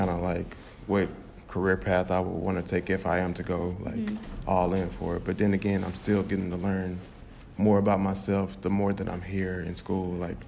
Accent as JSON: {"language": "English", "town": "Dallas", "region": "Texas", "country": "United States", "tie": "born or raised there", "said": "I came from South Oak Cliff and it's pretty much like majority black."}